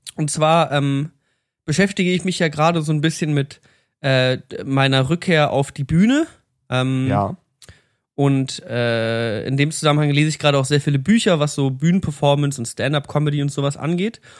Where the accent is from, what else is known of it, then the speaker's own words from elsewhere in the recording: Berlin, Germany; Ich komme aus Berlin